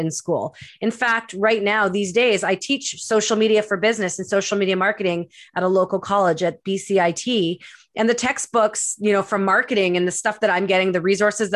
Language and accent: English; Winnipeg, Manitoba, Canada; moved away as an adult; also born or lived in Edmonton, Alberta / Vancouver, British Columbia; now in Pemberton, Canada; I was born and raised in Winnipeg, Manitoba